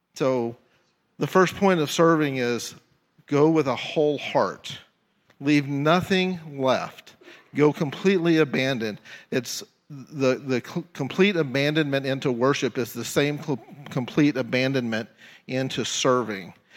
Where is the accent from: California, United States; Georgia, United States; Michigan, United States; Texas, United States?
Texas, United States; Tyler; moved away as an adult; now in Jefferson City, United States; my hometown is Tyler, Texas, and God called me out of Tyler, Texas to Jefferson City.